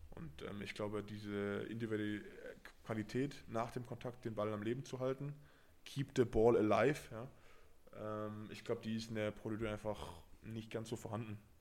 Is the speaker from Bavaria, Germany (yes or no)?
no; Berlin, Germany; also born or lived in Paris; now in Brive, France; ich komme aus Berlin, habe dann in Paris gelebt